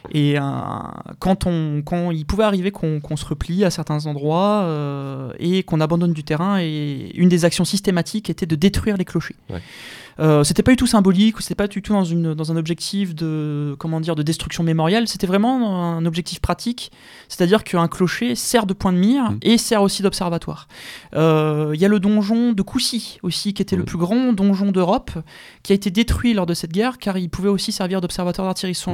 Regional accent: France; Alors je me place du côté français, je suis français, c'est normal.

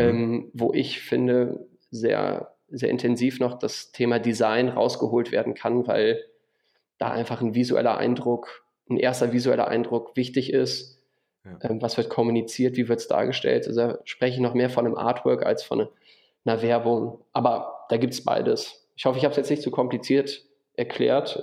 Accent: Düsseldorf, North Rhine-Westphalia, Germany; moved away as an adult; also born or lived in Wuppertal; now in Würzburg, Germany; ich bin geboren in Düsseldorf und ähm, zum Studium nach Würzburg gezogen

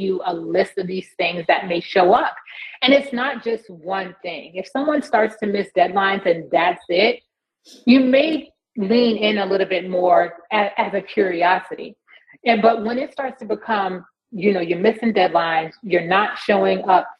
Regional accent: New York, United States; moved away; I'm originally from New York

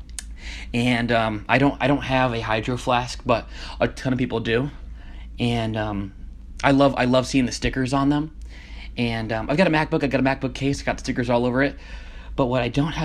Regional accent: Connecticut, United States; moved away as an adult; Connecticut, my hometown

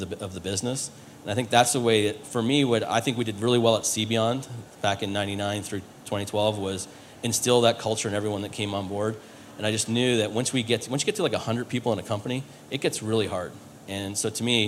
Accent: Canada; moved away; being Canadian

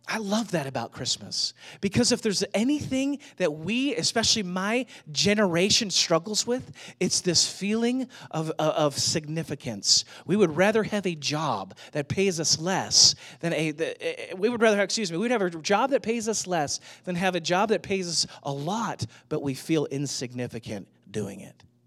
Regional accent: St. Louis, Missouri, United States; now in Atlanta, United States; I grew up in Saint Louis

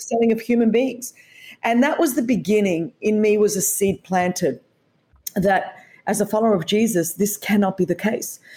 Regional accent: Australia; as you could tell from the accent, I was raised in Australia

